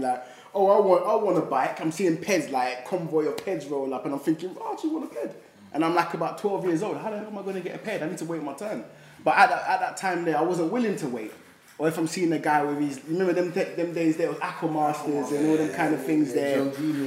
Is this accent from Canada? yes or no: no; Mitcham, London, United Kingdom; I'm from Mitcham, and I'm from like the heart of Mitcham, like, you know, like where I was from is like the backyard